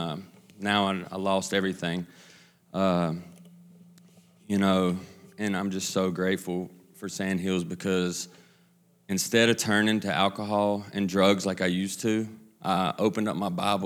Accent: Kannapolis, North Carolina, United States; I'm from Kannapolis, right outside of Charlotte

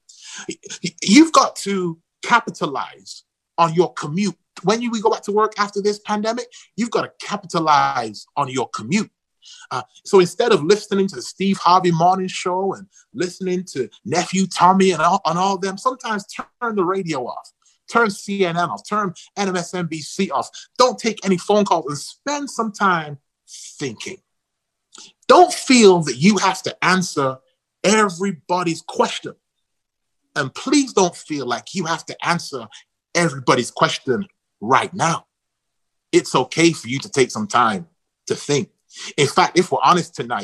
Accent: Manchester, North West England, United Kingdom; moved away; I'm from Manchester, England

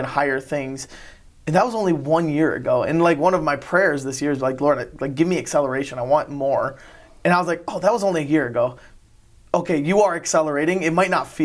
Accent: Lansing, Michigan, United States; now in Brighton, United States; I pretty much grew up in Lansing.

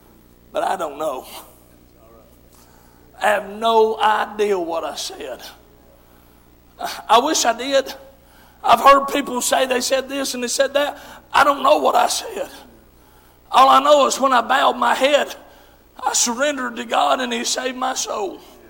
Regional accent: Tennessee, United States; Some folks, when I talk, they think I'm from Southeast Kentucky. I'm right on the border, but I'm still across the border. I'm down there in Tennessee.

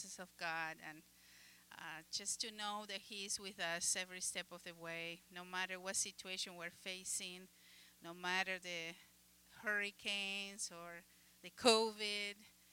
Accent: Uruguay; English is a second language; moved away; I am from the country of Uruguay. You probably noticed my accent.

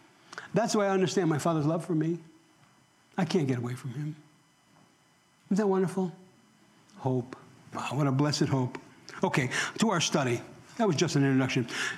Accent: New York, United States; accent: New York; moved away; I've been here for 30-some years now, and I've lost my New York accent. I know I have.

